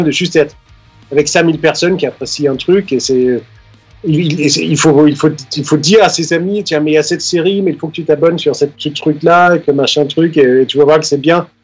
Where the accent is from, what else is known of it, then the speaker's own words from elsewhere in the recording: Denmark; moved away as an adult; now in Paris, France; j'ai grandi au Danemark, les 20 ans que j'ai passé là-bas